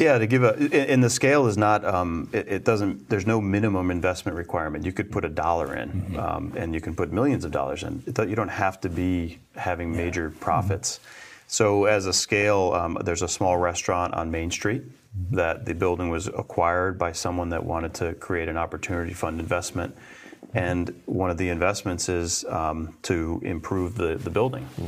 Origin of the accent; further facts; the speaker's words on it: Winhall, Vermont, United States; I grew up in Bennington County um, uh, and, and Winhall